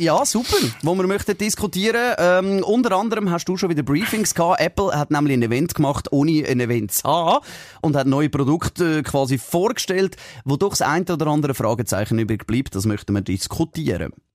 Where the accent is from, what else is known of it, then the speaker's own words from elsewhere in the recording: Switzerland; bei uns in der Schweiz